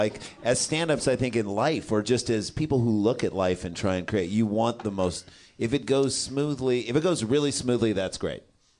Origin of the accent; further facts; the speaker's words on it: St. Louis, Missouri, United States; moved away; Where we grew up in St. Louis